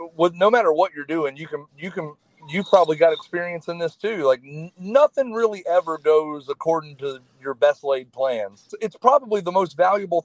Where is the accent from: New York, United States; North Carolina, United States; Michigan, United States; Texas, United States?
North Carolina, United States; moved away as an adult; I grew up in North Carolina and then joined the Army